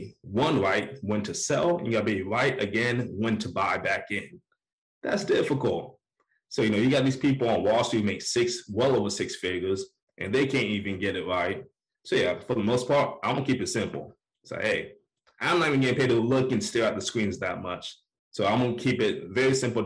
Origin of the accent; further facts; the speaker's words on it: Orlando, Florida, United States; now in Atlanta, United States; I'm from Orlando